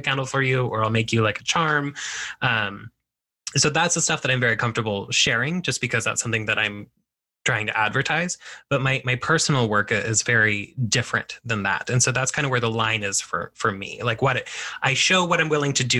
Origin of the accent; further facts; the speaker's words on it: United States; as Mexican American people, we are both, you know, Mexican and we are American.